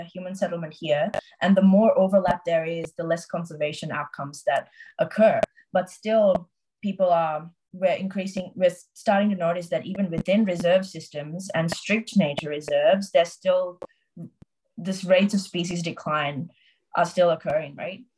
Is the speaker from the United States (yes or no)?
no; Sri Lanka; now in Australia; I'm from Sri Lanka